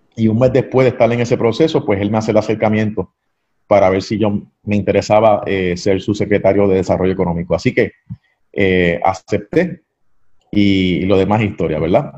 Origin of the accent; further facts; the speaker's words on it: Ponce, Puerto Rico; also born or lived in Mayagüez; soy ponceño, nacido y criado en la ciudad señorial, la Perla